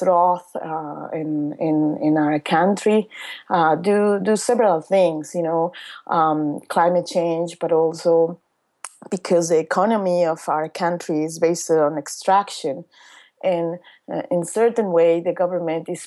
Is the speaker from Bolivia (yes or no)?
yes; Cochabamba, Bolivia; my hometown Cochabamba, which is the on that time was the third largest city in Bolivia